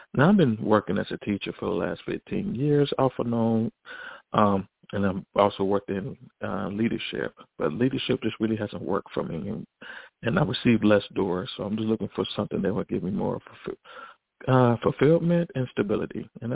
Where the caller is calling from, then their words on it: Chicago, Illinois, United States; I'm calling from Chicago.